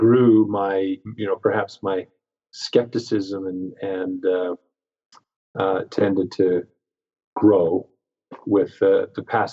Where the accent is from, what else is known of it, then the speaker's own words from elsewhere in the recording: Pacific Northwest, United States; I grew up in the Pacific Northwest